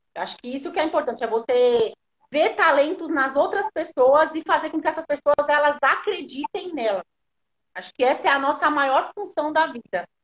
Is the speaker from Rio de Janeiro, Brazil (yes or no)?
no; São Paulo, Brazil; Eu sou lá da Zona Sul, Americanópolis, crescida, nascida e criada lá.